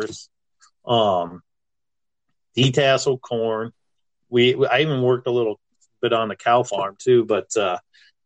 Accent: Irwin, Iowa, United States; moved away as an adult; also born or lived in Minneapolis; I grew up in Irwin, Iowa. I grew up in town, but I worked on a farm

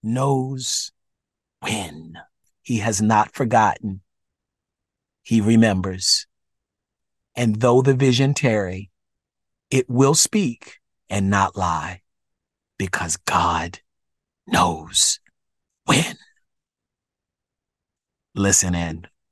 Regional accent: Baltimore, Maryland, United States; in my hometown, Baltimore, Maryland. Yes, we say it like it's a D in the word, Baltimore.

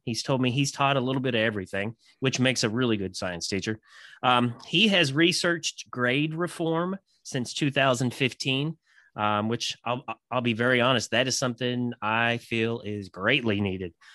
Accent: Kentucky, United States; I'm from Kentucky.

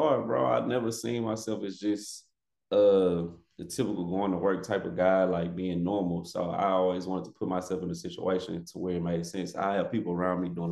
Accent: Missouri City, Texas, United States; I grew up in Missouri City, Texas, known as Most City

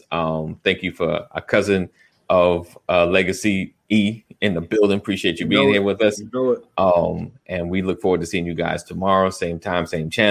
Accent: Florida, United States; I'm from Florida

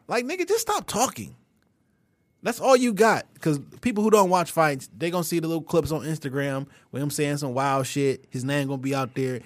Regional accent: St. Louis, Missouri, United States; I'm from Saint Louis

